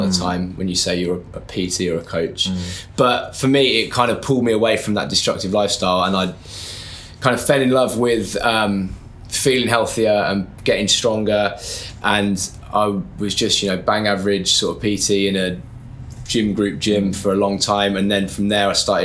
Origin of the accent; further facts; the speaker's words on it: Birmingham, West Midlands, United Kingdom; moved away; So I'm from Birmingham. When I was there, I never went to uni or anything. I left school, started working straight away